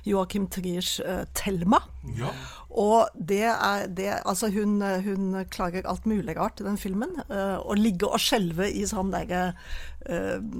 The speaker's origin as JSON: {"language": "Norwegian", "region": "Oslo", "country": "Norway", "lives_now": "Rogaland, Norway", "said": "Jeg er fra Jeg er født i Oslo."}